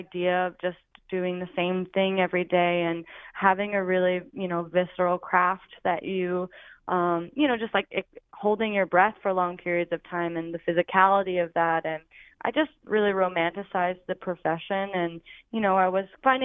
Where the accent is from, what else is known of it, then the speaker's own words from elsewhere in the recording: Oregon, United States; moved away; I'm from Oregon originally